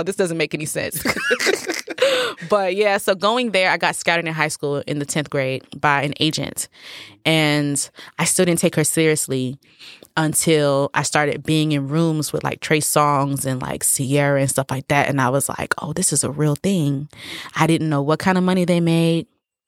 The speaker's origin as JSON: {"language": "English", "country": "United States", "said": "I am Nigerian American."}